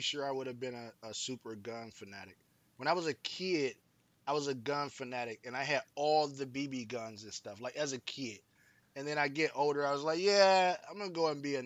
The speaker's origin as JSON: {"language": "English", "town": "Detroit", "region": "Michigan", "country": "United States", "tie": "born or raised there", "said": "us being here in Detroit, and growing up in Detroit, metro Detroit area"}